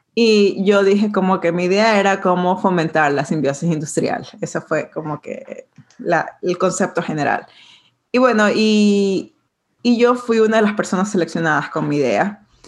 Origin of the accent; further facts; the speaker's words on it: Ecuador; moved away as an adult; also born or lived in Portland / New York; now in Brooklyn, United States; yo soy de Ecuador, eh, nací y crecí en Ecuador